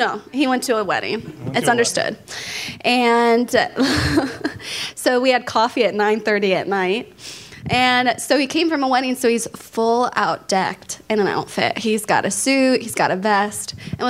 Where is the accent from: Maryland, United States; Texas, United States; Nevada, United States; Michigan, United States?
Texas, United States; Dallas; So I'm originally from Dallas, Texas, and my parents were both Christian when I was born.